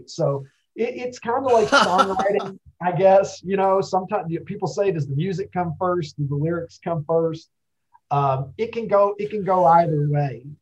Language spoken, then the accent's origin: English; Kentucky, United States; when I was a kid uh, growing up in Kentucky.